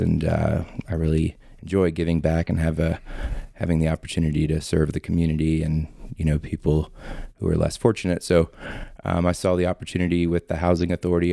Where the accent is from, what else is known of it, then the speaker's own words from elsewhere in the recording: Florida, United States; moved away as an adult; now in Loveland, United States; I'm actually from Florida, born and raised